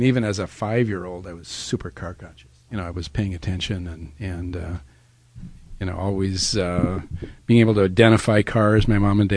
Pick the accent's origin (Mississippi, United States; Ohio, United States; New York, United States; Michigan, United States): Michigan, United States; Traverse City; Growing up in Traverse City